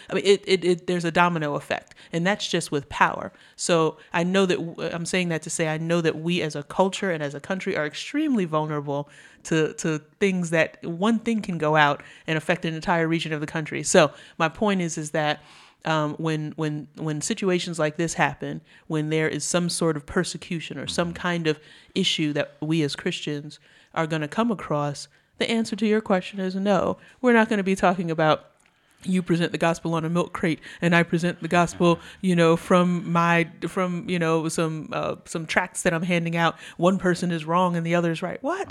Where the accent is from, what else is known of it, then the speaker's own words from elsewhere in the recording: New York, United States; moved away; I grew up in New York.